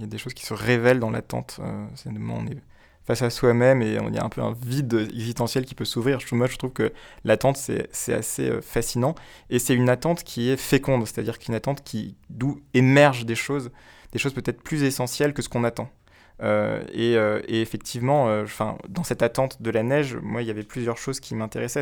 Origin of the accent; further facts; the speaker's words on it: Guadeloupe; moved away as an adult; j'ai grandi en Guadeloupe